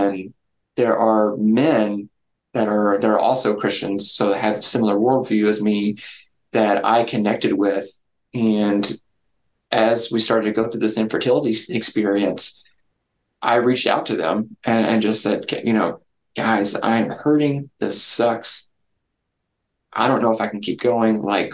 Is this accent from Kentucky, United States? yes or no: yes; Kentucky, United States; I'm from Kentucky